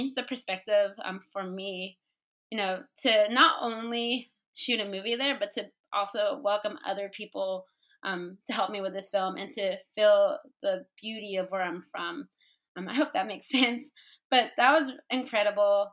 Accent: Humboldt County, Northern California, United States; moved away as an adult; also born or lived in Washington, D.C.; I'm from Northern California, so where I grew up was on a bluff, and there's the bay on one side and the ocean on the other

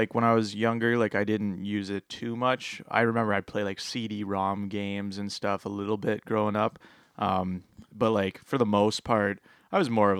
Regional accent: Petrolia, Ontario, Canada; Well, to be fair, I grew up in Petrolia.

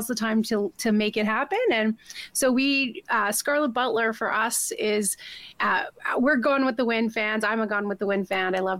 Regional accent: Swan River, Manitoba, Canada; now in Calgary, Canada; I'm actually from Swan River, Manitoba

